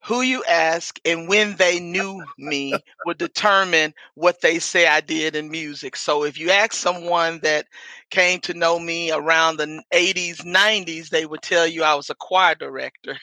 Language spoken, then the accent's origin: English; Memphis, Tennessee, United States; moved away as an adult; now in Chicago, United States; was born and raised Memphis, Tennessee